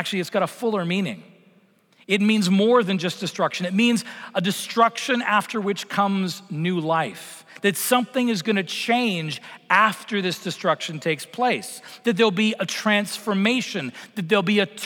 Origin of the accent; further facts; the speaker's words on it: Vancouver, British Columbia, Canada; moved away; I grew up in Vancouver